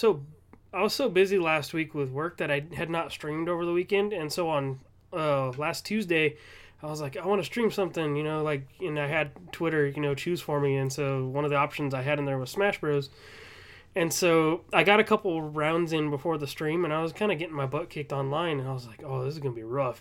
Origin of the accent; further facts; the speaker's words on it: Southern California, United States; I'm from Southern California